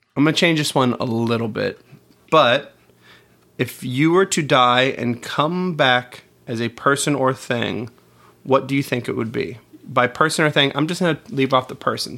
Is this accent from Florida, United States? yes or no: yes; Melbourne, Florida, United States; we're from Melbourne, where you can see the rockets